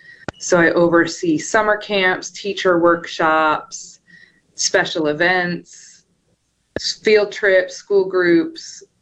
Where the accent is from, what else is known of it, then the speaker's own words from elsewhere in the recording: Emporia, Kansas, United States; No, I grew up in Kansas, but I did go to graduate school there.